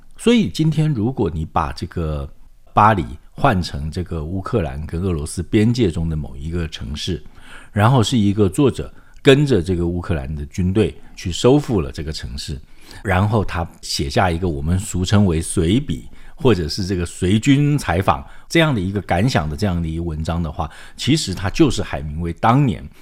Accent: Taiwan; 我是这个， 这个眷村长大的这个孩子哈， 我妈是高雄人，但我爸是这个一九四九年滚木党来的

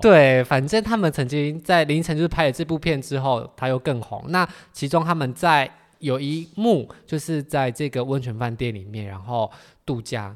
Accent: Miaoli County, Taiwan; 因为我是苗栗人

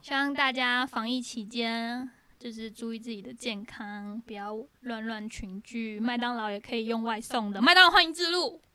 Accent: Taiwan; moved away; 我们其实是台湾人

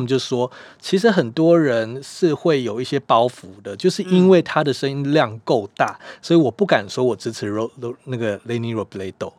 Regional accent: Taiwan; 以我们台湾人的话

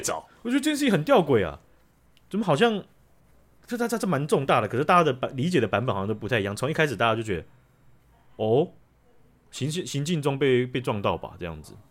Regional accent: Taiwan; 我们这些的台湾的人啊

